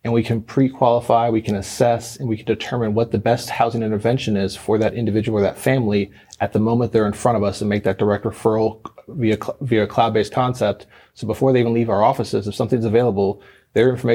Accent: Gwinnett County, Georgia, United States; I am a local Gwinnett County native. I grew up here in Gwinnett.

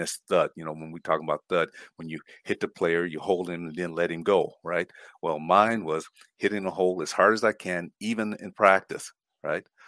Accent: Flagstaff, Arizona, United States; moved away as an adult; also born or lived in Winnipeg, Manitoba; Born an American citizen, born in Flagstaff, Arizona, right, uh, born and raised and went all my schooling there

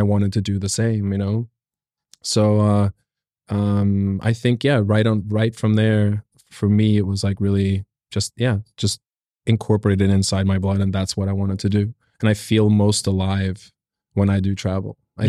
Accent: South Korea; also born or lived in Norway / Nigeria; It started out, been born in Norway and then we moved to South Korea and I spent a long time in South Korea. Then we moved on to Nigeria

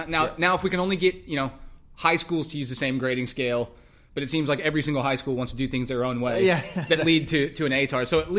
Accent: Texas, United States; moved away as an adult; now in Australia; I'm not American, I'm Texan.

